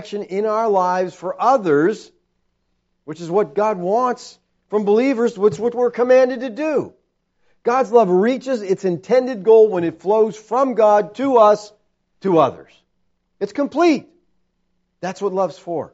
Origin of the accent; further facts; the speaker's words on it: United States; American Christians